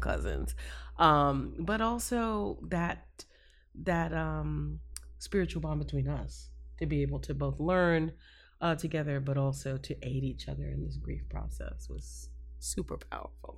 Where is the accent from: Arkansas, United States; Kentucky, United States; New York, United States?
New York, United States; now in Florida, United States; I was raised in New York, but my mom and, and my greater family is all down here in Florida